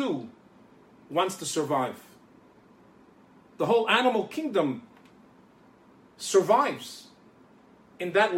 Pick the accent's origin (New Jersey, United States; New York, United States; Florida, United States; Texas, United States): New York, United States; New York City; From the day that I was a little small child growing up in Crown Heights in Brooklyn, New York